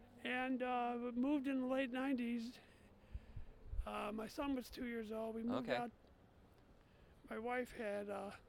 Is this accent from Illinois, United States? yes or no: yes; Chicago, Illinois, United States; also born or lived in Crystal Lake, Illinois; I grew up in Chicago.